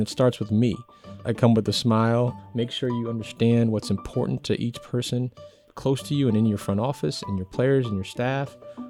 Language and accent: English; Brooklyn, New York, United States; I think I grew up in Brooklyn, New York, with a single parent mom who was a social worker at a public school, Sheepshead Bay High School in Brooklyn, New York, for 30 something years.